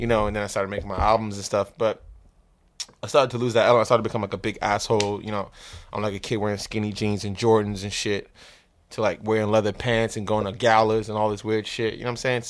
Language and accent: English; New York City, New York, United States; also born or lived in Trinidad / Crown Heights / Harlem; I grew up in Flatbush